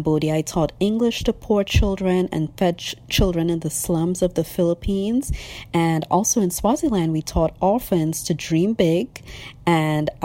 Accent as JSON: {"language": "English", "country": "Trinidad & Tobago", "tie": "born or raised there", "also_born_or_lived": "North Carolina, United States", "moved": "yes", "lives_now": "Atlanta, United States", "said": "I was born and raised in Trinidad and Tobago in the Caribbean, and now I live in Atlanta, Georgia."}